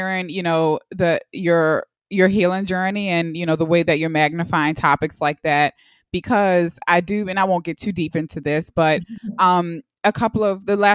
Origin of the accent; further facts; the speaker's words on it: Baltimore, Maryland, United States; I'm from Baltimore, so the East Coast